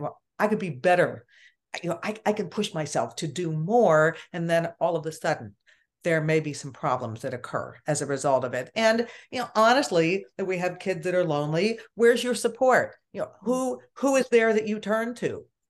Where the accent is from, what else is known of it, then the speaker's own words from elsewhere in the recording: Pittsburgh, Pennsylvania, United States; I am from Pittsburgh